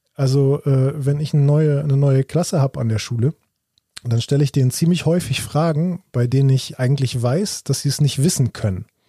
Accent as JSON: {"language": "German", "country": "Germany", "said": "bei uns in Deutschland"}